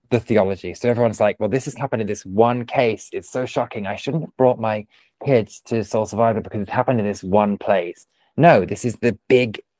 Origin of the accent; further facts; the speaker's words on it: United Kingdom; we've been like you know injured, but we won't tell anyone because we're so British.